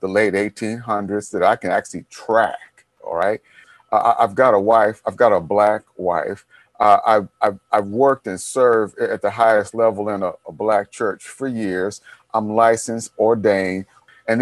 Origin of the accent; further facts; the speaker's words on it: Detroit, Michigan, United States; my friends I grew up with in Detroit. On the block, I'm probably the only one left alive from that block.